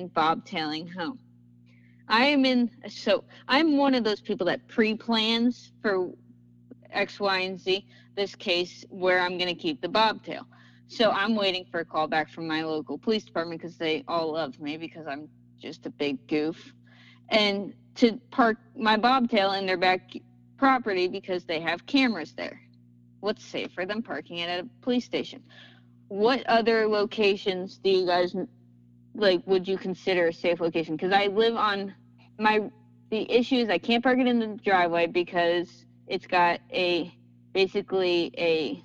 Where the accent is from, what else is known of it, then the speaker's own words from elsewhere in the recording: New Jersey, United States; also born or lived in Texas; I was the first 4 years of my life, I was down in Texas. And then I came to New Jersey